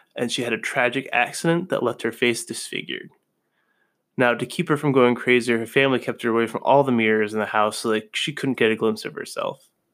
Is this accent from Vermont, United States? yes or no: yes; Vermont, United States; moved away; also born or lived in New Haven; I'm originally from Vermont.